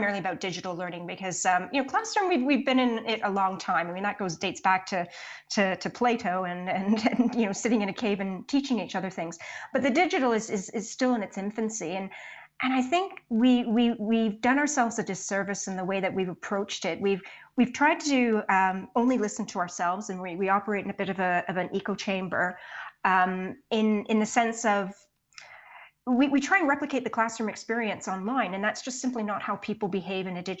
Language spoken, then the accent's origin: English; Canada; also born or lived in Poland; I'm Canadian. So that's where I've spent the majority of my career. Went to school here, all that sort of stuff, grew up here.